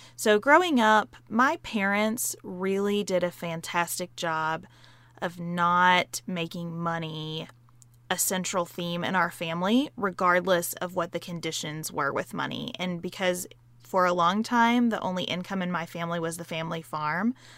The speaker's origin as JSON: {"language": "English", "region": "Western Kentucky", "country": "United States", "tie": "born or raised there", "said": "I grew up in Western Kentucky, a couple hours away from Sa-, where Sarah lives. on a dairy farm"}